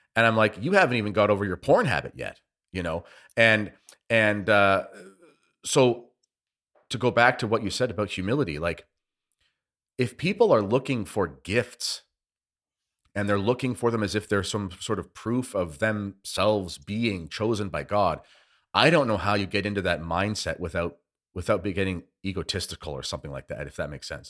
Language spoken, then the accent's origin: English; Canada; as a Canadian